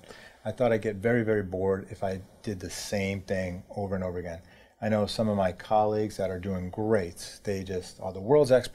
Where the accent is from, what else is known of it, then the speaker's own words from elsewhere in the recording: New York City, New York, United States; I grew up in New York City